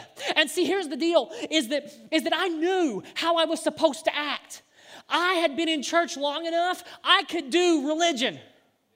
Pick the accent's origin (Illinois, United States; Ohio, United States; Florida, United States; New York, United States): Illinois, United States; Southern; we're from Southern Illinois